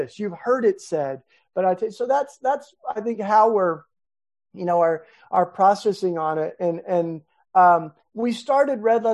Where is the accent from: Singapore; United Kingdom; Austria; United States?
United States; Tennessee; in my home state of Tennessee